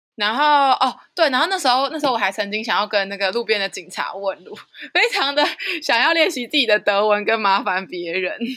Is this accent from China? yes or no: no; Nantou County, Taiwan; 来自南投的